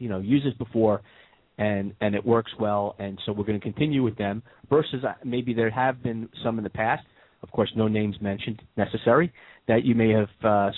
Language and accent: English; New York, United States; moved away; I'm from New York